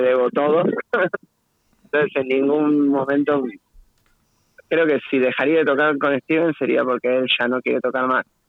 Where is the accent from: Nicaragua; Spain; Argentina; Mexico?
Argentina; Buenos Aires Province; todos de Buenos Aires